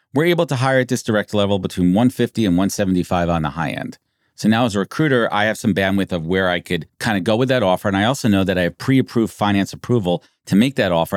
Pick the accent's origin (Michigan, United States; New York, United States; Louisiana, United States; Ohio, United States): New York, United States; Born and raised in New York